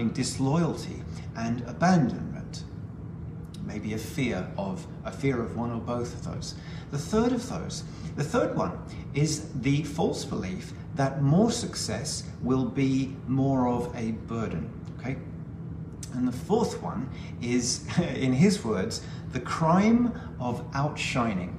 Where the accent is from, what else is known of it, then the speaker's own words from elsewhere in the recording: United Kingdom; I'm a Brit